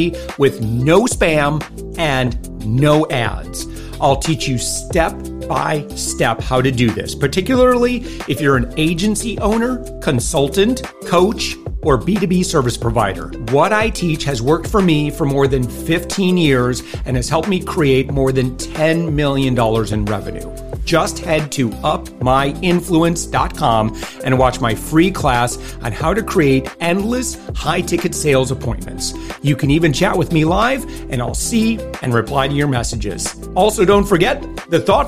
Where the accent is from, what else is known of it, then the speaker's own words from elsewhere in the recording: Plainwell, Michigan, United States; accent: Michigan accent; moved away as an adult; now in Florida, United States; my hometown of Plainwell